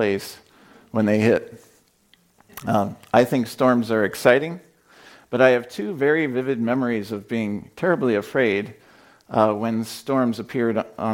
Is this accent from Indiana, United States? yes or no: yes; Indiana, United States; I'm from Indiana. We have tornadoes there